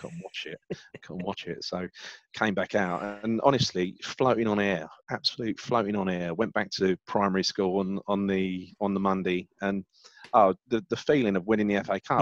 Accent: London, United Kingdom; also born or lived in Hackney; I'm from the East End. I, yeah. I've, i grew up, you know, born in Hackney, raised in Stepney and Mile End

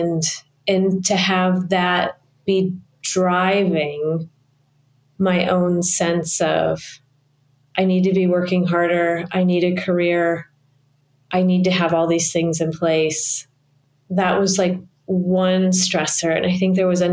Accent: Midwest, United States; moved away; my hometown in the Midwest

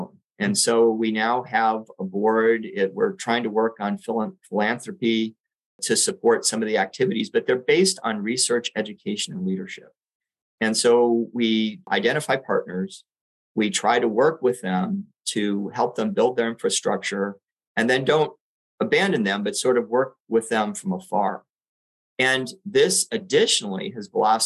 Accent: Puerto Rico; now in San Francisco, United States; I grew up in Puerto Rico

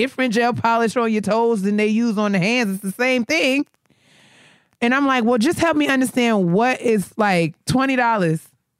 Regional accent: New York, United States; now in Maryland, United States; this is one of the things that blew my mind when I moved to Maryland, right? So, you know, I'm a customer from New York.

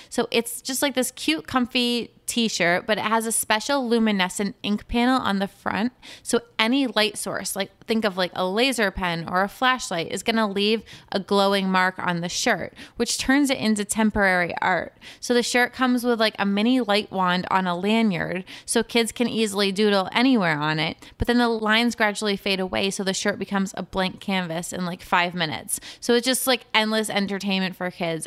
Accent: New York, United States; I'm from New York

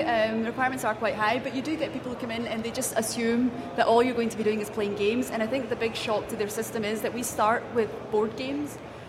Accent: Glasgow, Scotland, United Kingdom; I'm from Glasgow, so just a bit further up north from yourselves.

